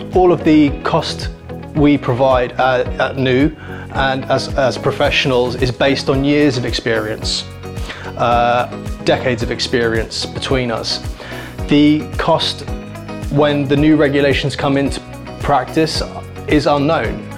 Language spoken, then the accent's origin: English; London, United Kingdom; I grew up in West Kensington, so I know the area very well.